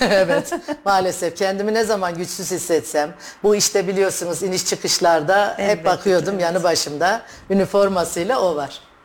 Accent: Gaziantep, Turkey; moved away as an adult; also born or lived in Istanbul; now in Kayseri, Turkey; Gaziantep doğumluyum. Hı hı. İlk orta ve lise tahsilimi Gaziantep'te tamamladım.

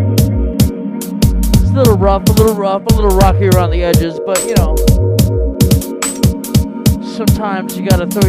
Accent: Kansas City, Missouri, United States; born or raised there

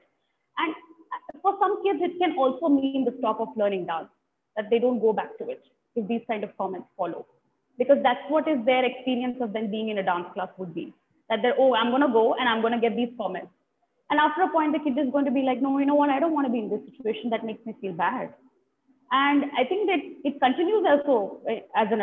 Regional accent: Delhi, India; I have lived in Delhi for all my life

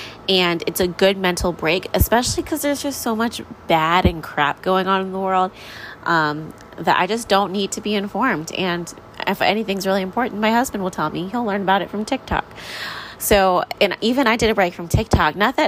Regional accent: New York, United States; We grew up in New York together, so she kind of has a New York accent. I'm like, oh my gosh, it's so funny. I definitely don't because I moved around a little bit more after my childhood.

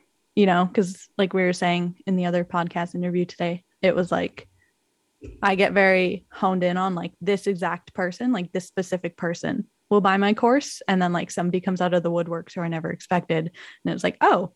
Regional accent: Canada; as a Canadian

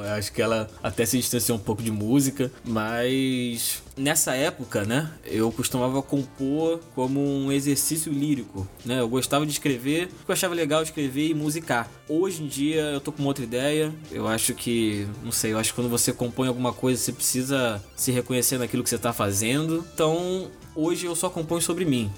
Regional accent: Duque de Caxias, Rio de Janeiro, Brazil; aqui no bairro onde eu, onde eu nasci, onde eu cresci

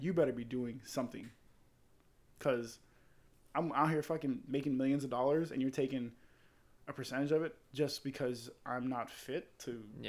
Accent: Florida, United States; I'm from Florida

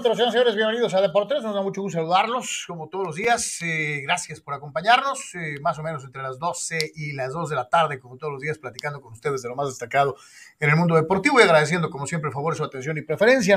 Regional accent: Guadalajara, Jalisco, Mexico; soy de Guadalajara

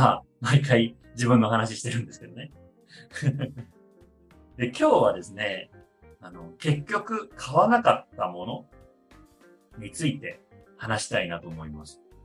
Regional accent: Aichi, Japan; moved away; 出身は愛知なので、で両親は愛知に住んでて

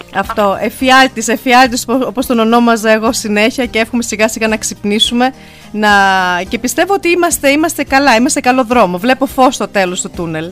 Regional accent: Germany; που είμαστε Ελληνίδε και γεννηθήκαμε στη Γερμανία

